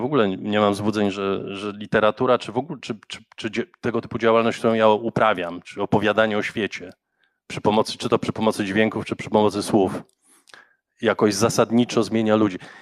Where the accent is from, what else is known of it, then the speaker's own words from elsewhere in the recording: Warsaw, Masovian Voivodeship, Poland; Ja się wychowałem na Grochowie